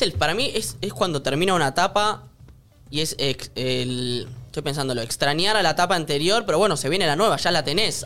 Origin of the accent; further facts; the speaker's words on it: Argentina; los argentinos estamos muy acostumbrados a las crisis